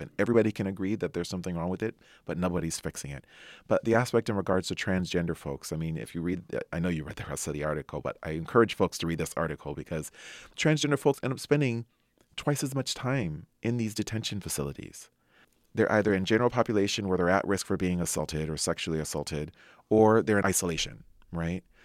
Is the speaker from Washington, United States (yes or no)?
no; Anaheim, California, United States; I grew up in Anaheim, California.